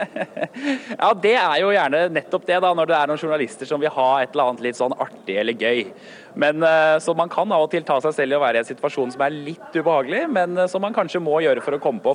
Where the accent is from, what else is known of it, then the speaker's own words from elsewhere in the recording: Norway; Som nordmann